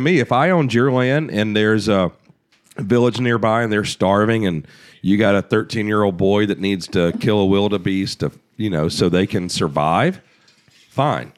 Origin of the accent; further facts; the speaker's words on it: United States; as an American